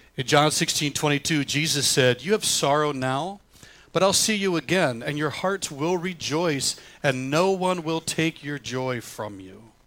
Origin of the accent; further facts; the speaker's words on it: the South, United States; now in Michigan, United States; I grew up in the South